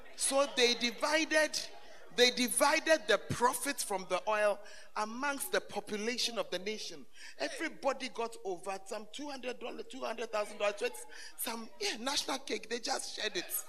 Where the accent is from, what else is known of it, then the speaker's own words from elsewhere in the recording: Ghana; moved away as an adult; when I left Ghana for further studies